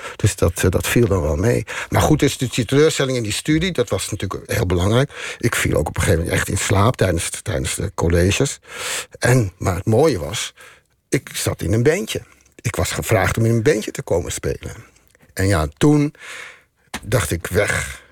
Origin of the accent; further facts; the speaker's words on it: Amsterdam, North Holland, Netherlands; moved away as an adult; now in Neerkant, Netherlands; wij komen uit Amsterdam.